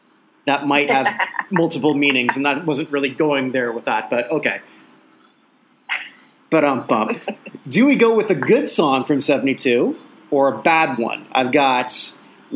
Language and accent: English; Burlington, Ontario, Canada; we listened to this Hamilton station when I was growing up in Burlington